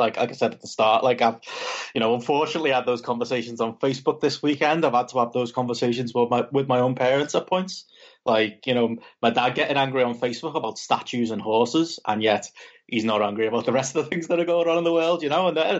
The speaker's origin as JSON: {"language": "English", "region": "England", "country": "United Kingdom", "lives_now": "Liverpool, United Kingdom", "said": "as a English white male"}